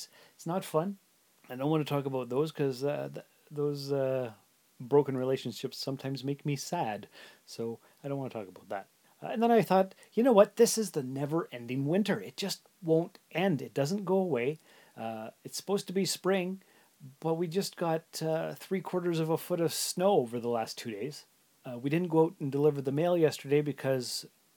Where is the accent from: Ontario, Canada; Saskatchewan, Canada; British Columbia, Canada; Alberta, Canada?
Ontario, Canada; Sault Ste. Marie; moved away as an adult; also born or lived in North Bay; now in Timmins, Canada; I was born and raised in the Sioux, and I lived there till I was 19.